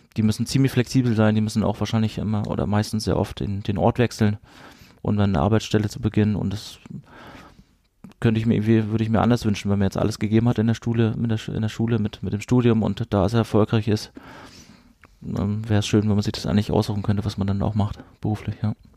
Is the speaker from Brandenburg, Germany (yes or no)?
no; Kiel, Schleswig-Holstein, Germany; moved away as an adult; also born or lived in Rostock; now in Freiburg, Germany; wir sind mit der Wende 89 sind wir nach ähm, Kiel ähm, rübergezogen an die, an die Ostsee. Und wir haben da ziemlich lange gelebt. Genau, ich habe da meine Jugend verbracht